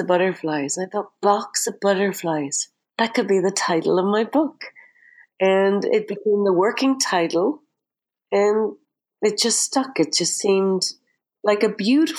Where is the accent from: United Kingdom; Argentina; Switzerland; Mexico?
United Kingdom; Derry, Northern Ireland; the city cemetery in Derry, my hometown.